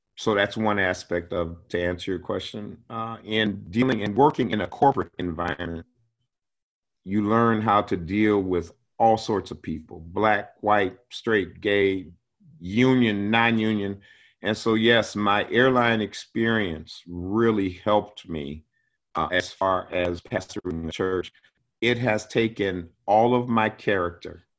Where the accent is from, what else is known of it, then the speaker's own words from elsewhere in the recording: Cleveland, Ohio, United States; now in Spokane, United States; I'm an Ohio boy. Yeah, born and raised in Cleveland